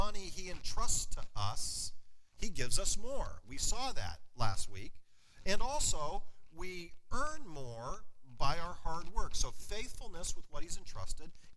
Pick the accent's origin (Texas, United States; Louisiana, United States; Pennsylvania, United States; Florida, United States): Pennsylvania, United States; Wattsburg; my hometown. Anybody ever been to or heard of Wattsburg, Pennsylvania before?